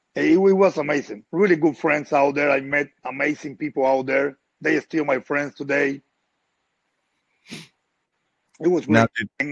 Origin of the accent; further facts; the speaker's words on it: Havana, Cuba; moved away as an adult; now in United States; I grew up in Havana.